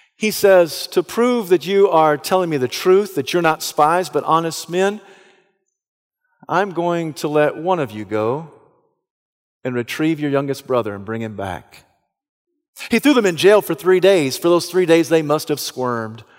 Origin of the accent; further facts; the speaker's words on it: Southeast, United States; I was one of only two guys from the Southeast